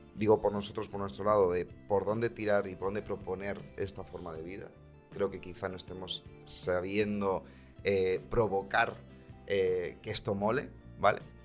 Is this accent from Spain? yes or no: yes; Segovia, Castile and León, Spain; moved away; soy de Segovia